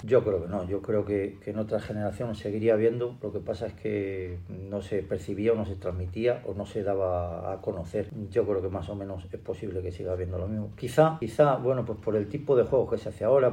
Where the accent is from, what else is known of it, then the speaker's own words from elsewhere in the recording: Nava de la Asunción, Castile and León, Spain; me gustaba trabajar por mi pueblo